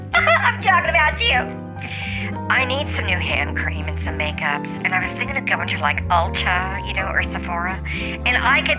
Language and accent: English; United States; It's called La Jolla, but I call it La Jolla because it's spelled that way, and I'm American.